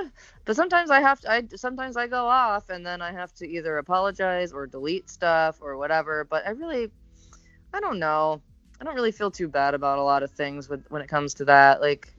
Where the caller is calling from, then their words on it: West Palm Beach, Florida, United States; I'm listening from West Palm Beach, Flor